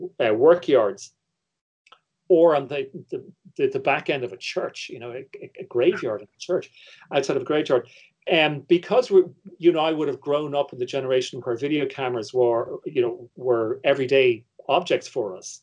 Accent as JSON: {"language": "English", "country": "Ireland", "said": "my position as an Irish viewer"}